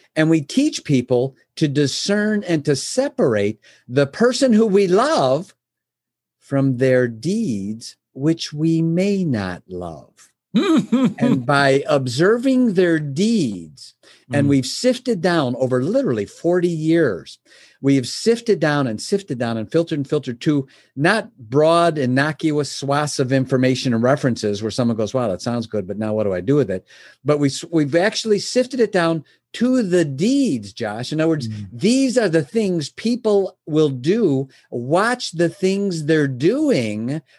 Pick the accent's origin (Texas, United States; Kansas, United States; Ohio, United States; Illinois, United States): Illinois, United States; Chicago; I was born in Chicago. Uh, my my father was a milkman. I was raised, you know, son of a milkman back then